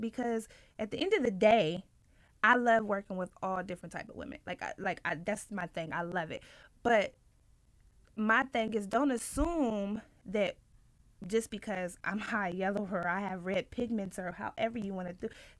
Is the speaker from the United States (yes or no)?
yes; Ohio, United States; moved away; also born or lived in the South; I'm from the Midwest, by the way, Ohio.